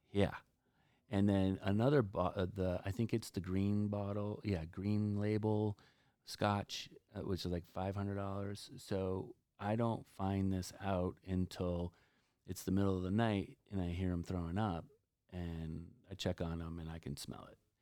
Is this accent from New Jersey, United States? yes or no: yes; New Jersey, United States; right now we're in Cape Cod, and I'm from New Jersey.